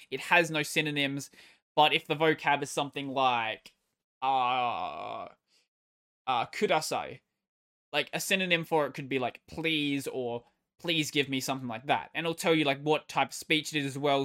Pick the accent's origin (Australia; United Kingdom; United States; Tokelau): Australia; I'm Australian